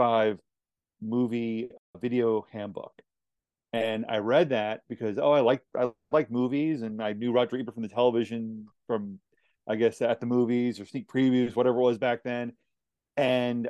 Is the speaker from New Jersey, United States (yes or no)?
yes; Aberdeen, New Jersey, United States; also born or lived in Madison, Indiana; I lived in central New Jersey, Aberdeen, which is about 40 minutes outside of New York City, for about 20 years. And so, yeah, that was my upbringing.